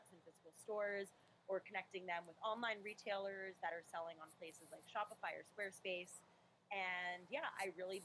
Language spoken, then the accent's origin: English; Los Angeles, California, United States; also born or lived in New York City; I was born in New York City, but I grew up in Los Angeles, California